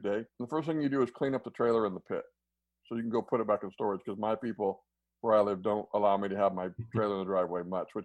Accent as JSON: {"language": "English", "region": "Central Kansas", "country": "United States", "tie": "born or raised there", "said": "I grew up in Central Kansas"}